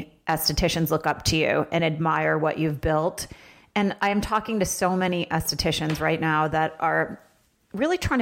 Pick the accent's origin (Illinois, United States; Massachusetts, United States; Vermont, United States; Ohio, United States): Vermont, United States; I'm from Vermont.